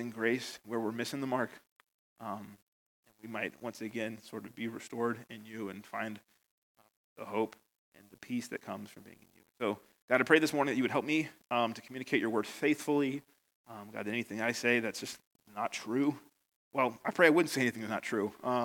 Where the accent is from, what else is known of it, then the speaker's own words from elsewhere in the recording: United States; moved away as an adult; now in Northern Ireland, United Kingdom; you probably noticed from my accent, I'm from America, and I've been here 8 years now